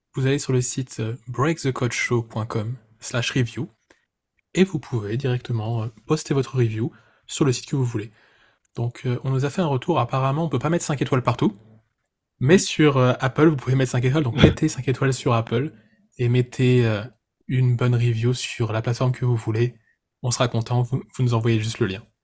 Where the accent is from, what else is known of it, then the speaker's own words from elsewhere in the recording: France; en tant que Français, qui parle français